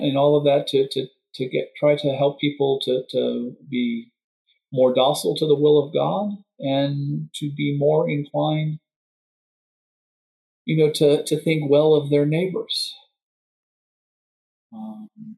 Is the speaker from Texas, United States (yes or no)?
yes; Texas, United States; now in Madison, United States; I'm originally from Texas